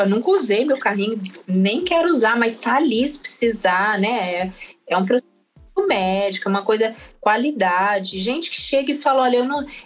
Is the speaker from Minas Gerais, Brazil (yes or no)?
no; Mato Grosso do Sul, Brazil; now in São Paulo, Brazil; Logo que eu mudei para São Paulo, a gente vem lá, né, do Mato Grosso do Sul, todo assim, se, se sentindo do interior, com muito orgulho, pantaneira e tal.